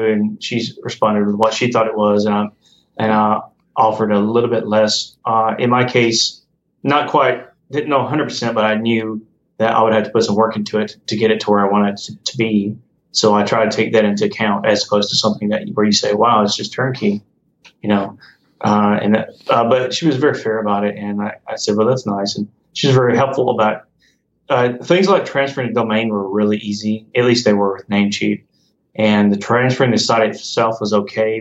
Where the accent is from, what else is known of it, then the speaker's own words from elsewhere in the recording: United States; I'm American